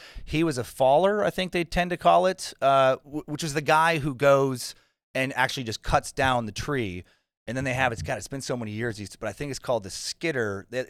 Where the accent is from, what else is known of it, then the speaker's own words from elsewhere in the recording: Riggins, Idaho, United States; moved away; also born or lived in Pinehurst; They call this one little block North Riggins, and so I grew up in North Riggins.